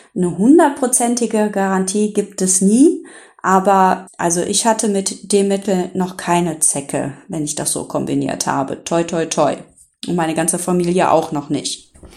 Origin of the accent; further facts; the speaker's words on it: Rhineland, Germany; hier bei uns im Rheinland